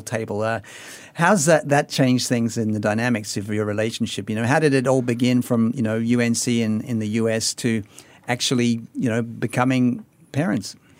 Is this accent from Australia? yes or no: yes; Australia; moved away as an adult; now in Singapore; I've been away from my native Australia for twenty-five years